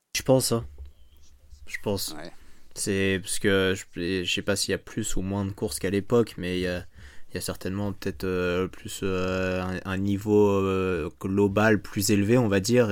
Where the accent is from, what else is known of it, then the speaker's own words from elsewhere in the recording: France; en tant que Français